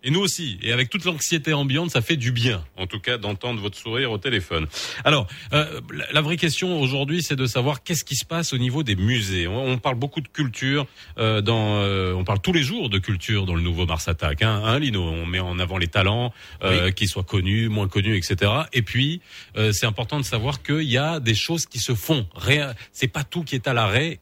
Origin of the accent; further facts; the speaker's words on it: Morocco; on connaît notre Maroc, on le connaît par cœur, on y a grandi.